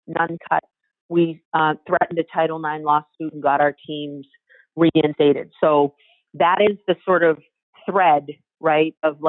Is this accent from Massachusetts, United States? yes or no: yes; Cambridge, Massachusetts, United States; also born or lived in Boston / Roxbury; I was born in Boston, and then moved when I was very young to Cambridge